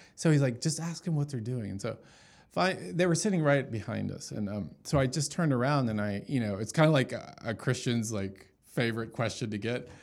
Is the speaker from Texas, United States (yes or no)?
yes; Dallas, Texas, United States; moved away as an adult; now in Los Angeles, United States; I was born and raised in Dallas, went to Jesuit, you know, schools, Jesuit high school